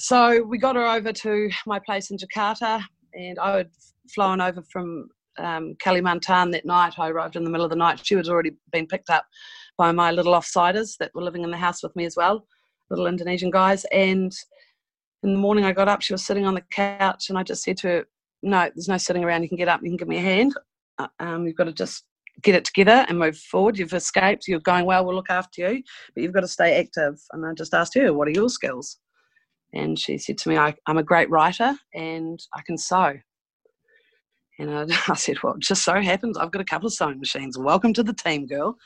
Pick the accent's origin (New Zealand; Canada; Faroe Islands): New Zealand; I'm a Kiwi